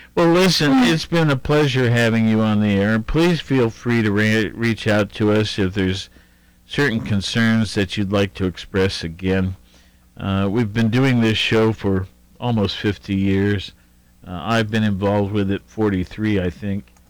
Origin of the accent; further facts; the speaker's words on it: Worthington, Ohio, United States; I'm from Worthington